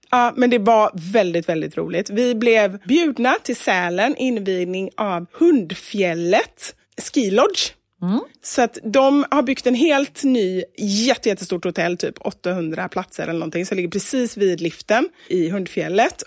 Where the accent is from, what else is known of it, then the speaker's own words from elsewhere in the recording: Gothenburg, Västra Götaland, Sweden; jag är från Kortedala